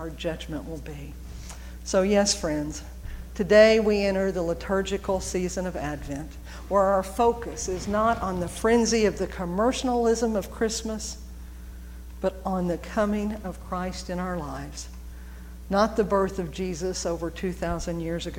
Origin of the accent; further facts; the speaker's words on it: Norman, Oklahoma, United States; also born or lived in Edmond, Oklahoma; I grew up in McFarland. McFarland was a very large church in Norman.